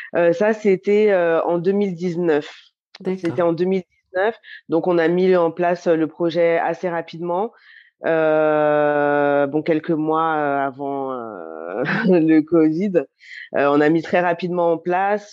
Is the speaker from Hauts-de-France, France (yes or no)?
no; Lyon, Auvergne-Rhône-Alpes, France; j'ai grandi à Lyon